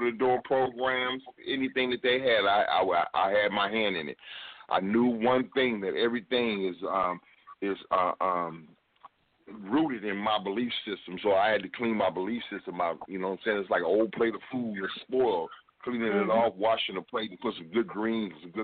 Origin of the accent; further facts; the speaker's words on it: Los Angeles, California, United States; moved away as an adult; now in Dallas, United States; I'm a man from South Central Los Angeles